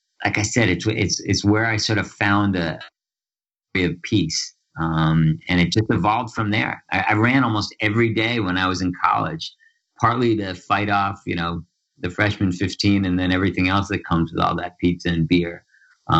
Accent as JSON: {"language": "English", "town": "Larchmont", "region": "New York", "country": "United States", "tie": "born or raised there", "said": "I grew up in Larchmont, New York, which is a little town about a half hour northeast of New York City on Long Island Sound"}